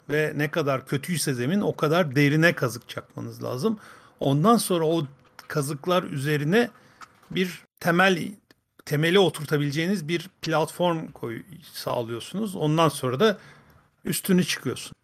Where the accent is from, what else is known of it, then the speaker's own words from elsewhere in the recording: Fındıklı, Rize Province, Turkey; Rize'den, Rize Fındıklı'dan.